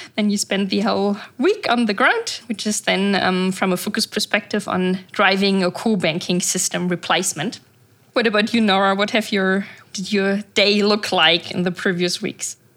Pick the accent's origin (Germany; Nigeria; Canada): Germany; now in Dubai, United Arab Emirates; I'm originally, I'm from Germany, but I'm currently living in Dubai